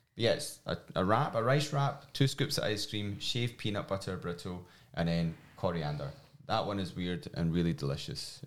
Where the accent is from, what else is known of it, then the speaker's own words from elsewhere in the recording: Glasgow, Scotland, United Kingdom; accent: strong Scottish; moved away; my strong Scottish accent. Um, I'm from Glasgow